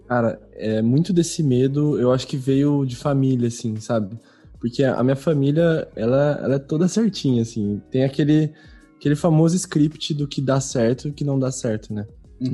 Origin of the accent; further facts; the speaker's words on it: São Paulo, Brazil; now in Porto Alegre, Brazil; atualmente eu moro em Porto Alegre, mas eu sou natural de São Paulo